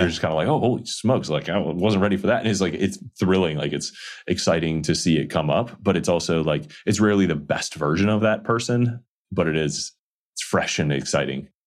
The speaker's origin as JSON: {"language": "English", "region": "Midwest", "country": "United States", "tie": "born or raised there", "said": "I grew up in the Midwest"}